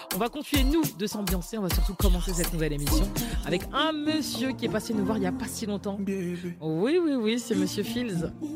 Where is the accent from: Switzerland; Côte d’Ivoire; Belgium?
Côte d’Ivoire; je suis ivoirienne